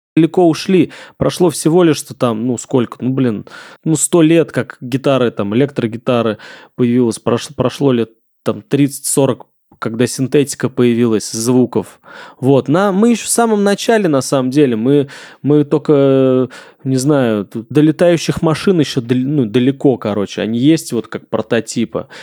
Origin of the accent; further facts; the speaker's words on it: Engels, Saratov Oblast, Russia; now in Moscow, Russia; Я из Энгельса, Саратская область